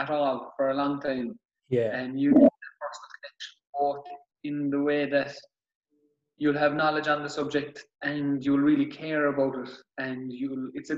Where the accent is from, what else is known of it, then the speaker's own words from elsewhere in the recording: North Cork, Munster, Ireland; I'm from Bordervent. It's a small town in North Cork.